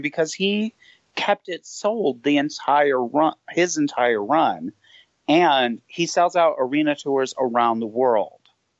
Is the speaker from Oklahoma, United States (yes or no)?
no; Binghamton, New York, United States; I'm from Binghamton, New York, which is where she went to college.